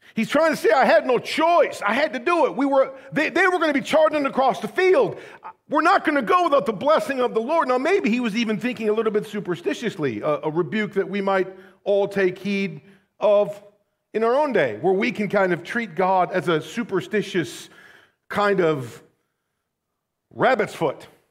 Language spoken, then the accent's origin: English; United States